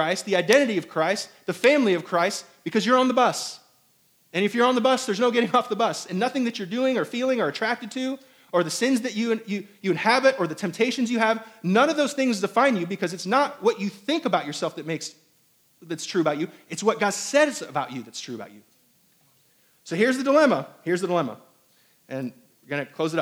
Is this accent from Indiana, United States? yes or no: yes; Indiana, United States; also born or lived in Hong Kong / New York / Albany, New York; now in South Carolina, United States; I was raised in Indiana.